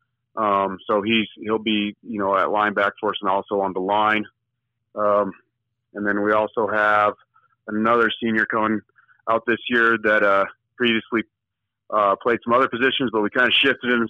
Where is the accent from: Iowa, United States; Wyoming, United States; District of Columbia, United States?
Wyoming, United States; Lander; I grew up in Lander, you know, born and raised there